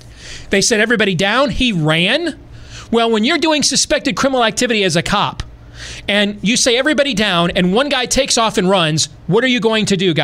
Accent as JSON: {"language": "English", "region": "Michigan", "country": "United States", "tie": "born or raised there", "moved": "yes", "said": "I grew up in Michigan."}